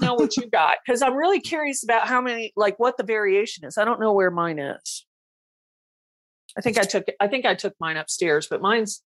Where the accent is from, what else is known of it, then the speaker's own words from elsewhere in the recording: Georgia, United States; moved away; also born or lived in Louisiana; And I'm from Georgia.